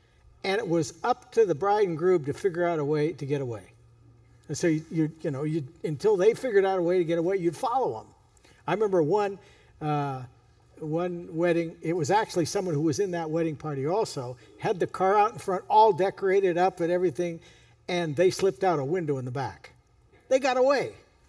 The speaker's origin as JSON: {"language": "English", "region": "California", "country": "United States", "tie": "born or raised there", "said": "You know, I grew up in Northern California."}